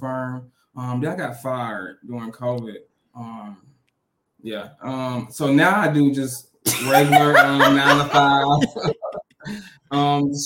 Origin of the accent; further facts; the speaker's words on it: Birmingham, Alabama, United States; Raised in Birmingham. We live in Birmingham currently